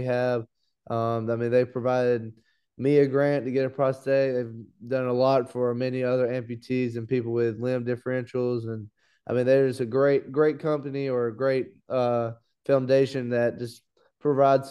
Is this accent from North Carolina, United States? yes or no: yes; Laurinburg, North Carolina, United States; also born or lived in Columbia, South Carolina; I'm from a little place called Laurinburg, North Carolina